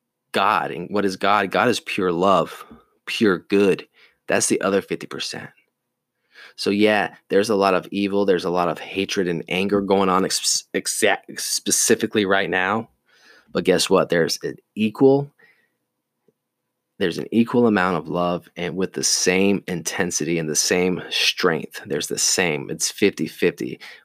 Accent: the South, United States; You know, I grew up in the military. I grew up in the South.

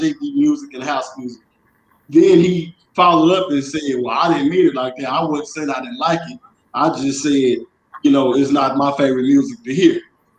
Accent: Chicago, Illinois, United States; I'm born and raised in Chicago all day long, man.

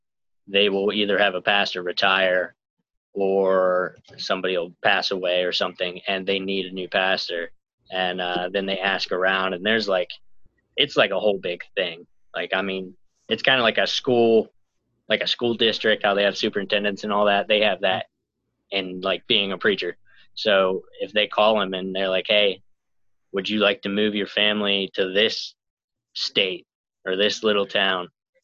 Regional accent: Virginia, United States; born there; I was born in Virginia. Then we moved to West Virginia shortly after that.

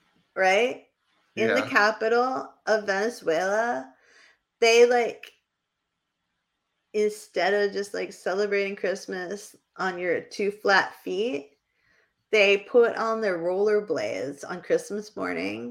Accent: New Hampshire, United States; I mispronounce everything because I'm from New Hampshire

